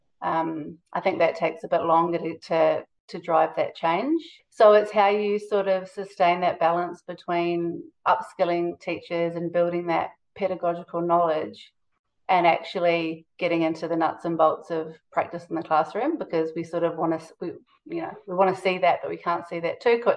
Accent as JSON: {"language": "English", "country": "New Zealand", "moved": "yes", "lives_now": "Australia", "said": "I'm from New Zealand"}